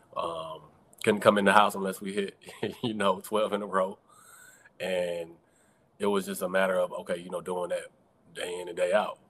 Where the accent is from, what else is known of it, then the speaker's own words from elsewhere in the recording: College Park, Georgia, United States; I'm originally from College Park, Georgia, south side of Atlanta